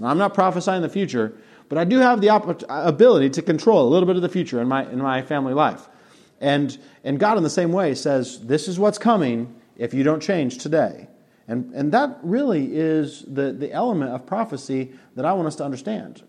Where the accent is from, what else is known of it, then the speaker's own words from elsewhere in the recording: Colorado, United States; moved away; also born or lived in Monticello; Mountain View Christian Church in Colorado. We drove an hour and a half to go to church